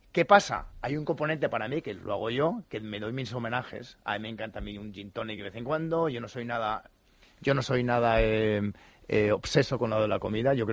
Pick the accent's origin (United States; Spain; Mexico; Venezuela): United States; Santa Monica, California; Mira, yo vengo de Santa Mónica, de Los Ángeles, y es una revolución